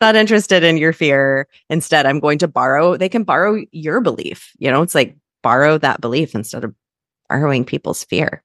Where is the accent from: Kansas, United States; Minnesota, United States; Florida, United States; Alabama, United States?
Kansas, United States; I'm also a Midwestern girl. I'm from Kansas.